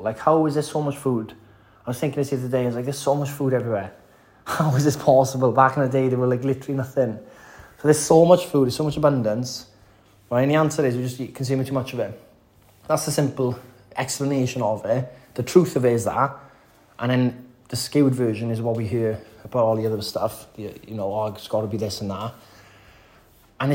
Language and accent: English; the valleys in West Wales, United Kingdom; I'm a Welshman. I'm from the valleys in West Wales